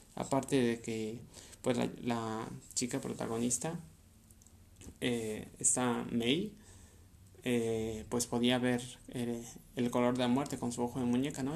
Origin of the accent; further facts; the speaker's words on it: Mexico; Yo soy de México